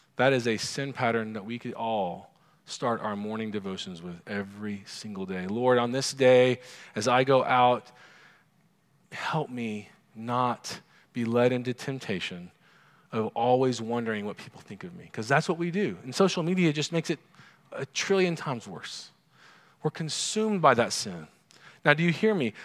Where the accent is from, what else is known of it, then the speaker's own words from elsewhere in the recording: Oklahoma, United States; growing up in Oklahoma, oil's a big deal